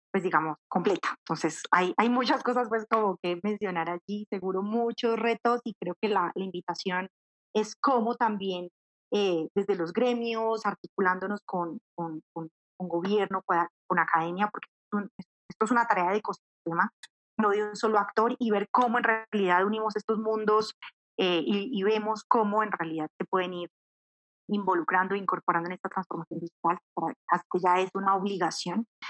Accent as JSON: {"language": "Spanish", "town": "Manizales", "region": "Caldas", "country": "Colombia", "moved": "as an adult", "lives_now": "Bogotá, Colombia", "said": "tomé la decisión de, de irme de Manizales y, venirme para Bogotá"}